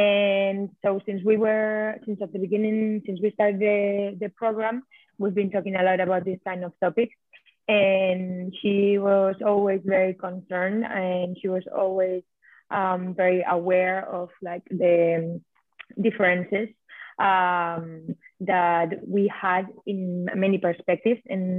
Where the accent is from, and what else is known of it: Basque Country, Spain; moved away as an adult; now in Korea